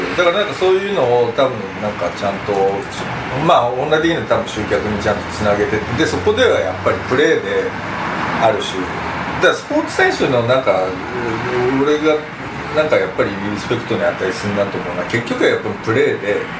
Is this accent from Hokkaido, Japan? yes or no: no; Tokyo, Japan; 東京人として